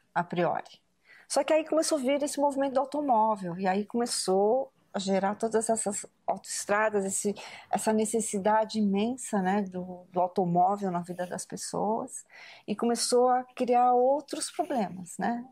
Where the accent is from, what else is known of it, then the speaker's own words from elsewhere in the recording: Brazil; Eu sou a terceira geração de japoneses no Brasil